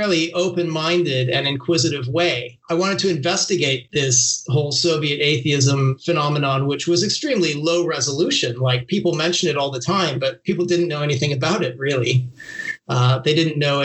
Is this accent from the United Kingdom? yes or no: no; Canada; I grew up in Canada.